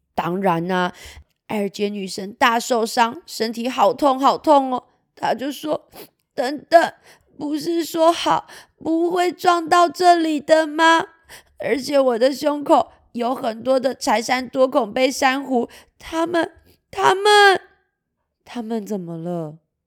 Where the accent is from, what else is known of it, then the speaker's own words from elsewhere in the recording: Kaohsiung, Taiwan; 结果我们高雄这边啊